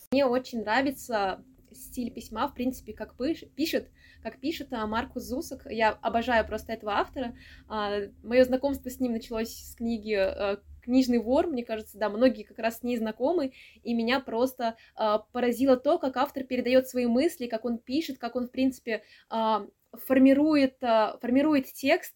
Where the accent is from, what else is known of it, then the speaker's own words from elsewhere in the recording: Samara, Samara Oblast, Russia; я из Самары